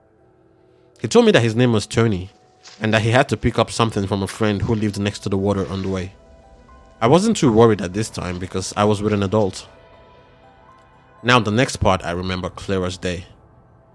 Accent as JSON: {"language": "English", "country": "Nigeria", "tie": "born or raised there", "said": "growing up in Nigeria"}